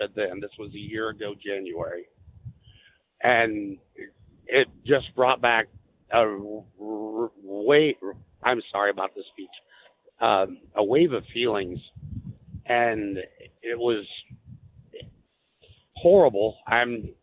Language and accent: English; Illinois, United States; we're from Illinois